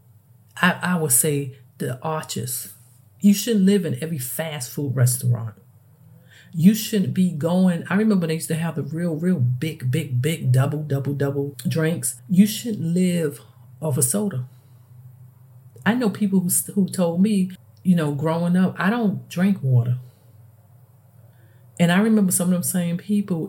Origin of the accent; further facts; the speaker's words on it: New York City, New York, United States; moved away; me growing up and I come from the Bronx